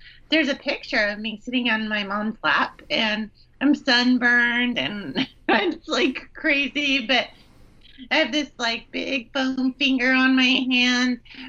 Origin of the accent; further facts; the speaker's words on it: Bay Area, California, United States; I am definitely from the Bay Area.